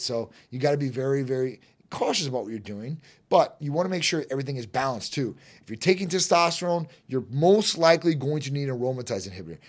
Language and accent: English; Chicago, Illinois, United States; moved away; I'm from Chi Town originally